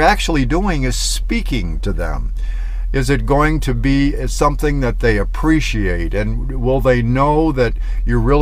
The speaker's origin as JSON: {"language": "English", "region": "Michigan", "country": "United States", "moved": "as an adult", "lives_now": "Southwest, United States", "said": "I'm from Michigan, so I'm used to snow"}